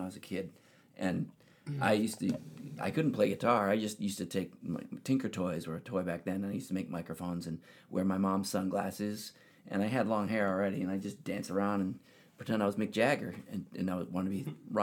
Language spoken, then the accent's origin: English; Cape Cod, Massachusetts, United States; also born or lived in Connecticut; I was in Cape Cod, Massachusetts